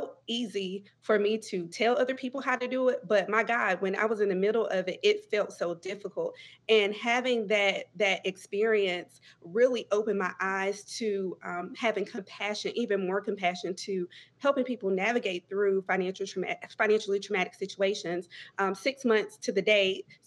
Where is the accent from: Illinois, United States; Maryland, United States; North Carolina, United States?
North Carolina, United States; Greenville; am originally from Greenville, North Carolina, or somewhere close to there, which is Pitt County, rural Eastern North Carolina